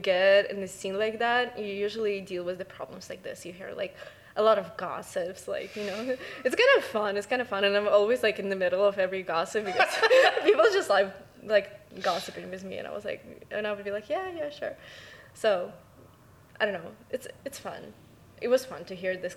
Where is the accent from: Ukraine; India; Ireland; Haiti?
Ukraine; moved away as an adult; also born or lived in United States; now in Vancouver, Canada; I'm from Ukraine. Ukraine is my home country.